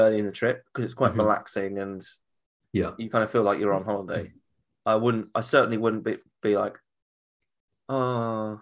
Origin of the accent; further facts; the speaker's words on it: United Kingdom; I'm British.